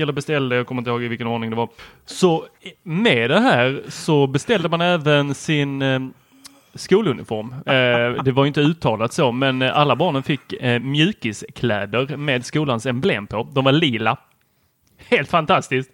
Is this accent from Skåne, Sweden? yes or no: yes; Helsingborg, Skåne, Sweden; also born or lived in Lund; jag kommer från Lund, eh, har växt upp i Helsingborg ett tag och gick på Husumsjöskolan